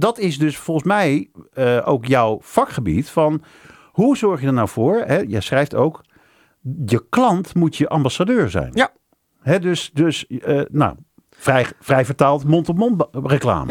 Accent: Netherlands; als Nederlander, als Nederlands ondernemer

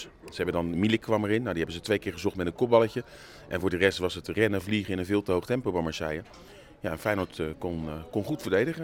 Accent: Netherlands

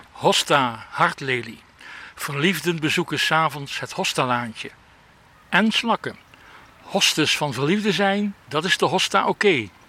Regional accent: Limburg, Netherlands; Die eh, natuurlijk eh, vooral in mijn jeugd in Limburg zich eh, afspelen.

